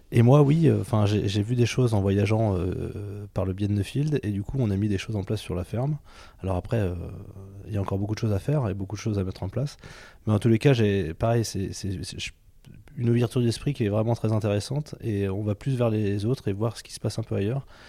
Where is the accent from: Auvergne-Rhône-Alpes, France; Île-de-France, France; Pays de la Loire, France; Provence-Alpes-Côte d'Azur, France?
Auvergne-Rhône-Alpes, France; Allier; je viens de l'Allier et je suis agriculteur